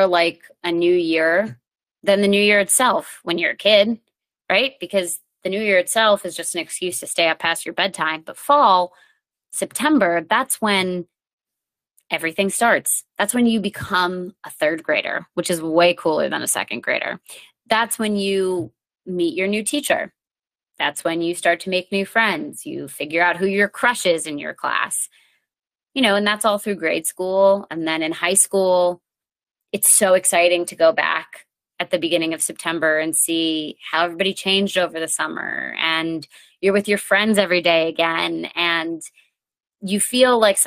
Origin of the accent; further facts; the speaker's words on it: New England, Connecticut, United States; I grew up in New England